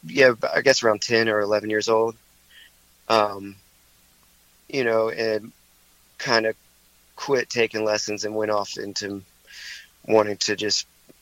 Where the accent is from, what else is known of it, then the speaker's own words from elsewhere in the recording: High Point, North Carolina, United States; also born or lived in Greensboro; I grew up in High Point, so, you know, I've lived all over the place, but for most of my life I've lived in High Point in Greensboro.